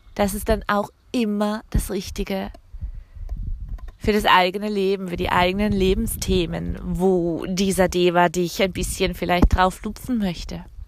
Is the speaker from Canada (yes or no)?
yes; Canada; also born or lived in Alsace; now in France; mein Heimatland Kanada